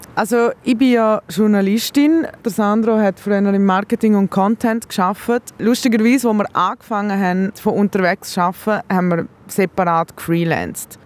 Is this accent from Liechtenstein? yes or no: yes; Liechtenstein; ich bin Liechtensteinerin